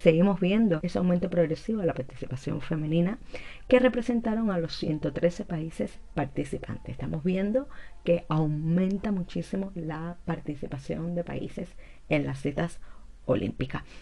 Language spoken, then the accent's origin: Spanish; Cuba; estaba muy orgullosa como cubana